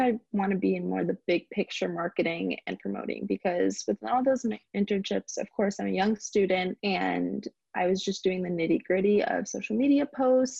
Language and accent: English; Berlin, Connecticut, United States; now in Stamford, United States; I'm originally from Berlin, Connecticut